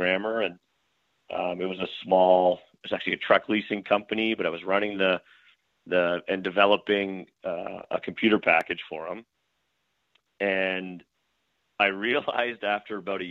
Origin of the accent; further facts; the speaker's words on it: Brampton, Ontario, Canada; moved away as an adult; now in Buffalo, United States; I'm from Brampton. We lived in the same house since I was 3 months old